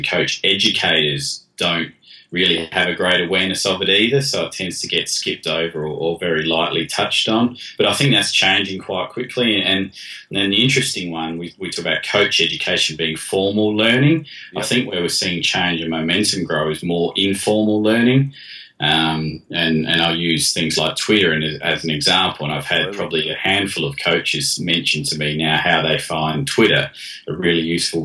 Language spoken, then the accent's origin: English; Adelaide, South Australia, Australia; moved away as an adult; now in England, United Kingdom; growing up in Adelaide in South Australia, so in the southern states